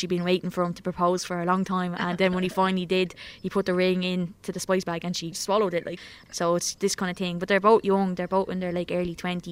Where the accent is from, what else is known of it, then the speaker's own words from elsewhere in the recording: Dublin, Leinster, Ireland; when I would have been growing up in Coolock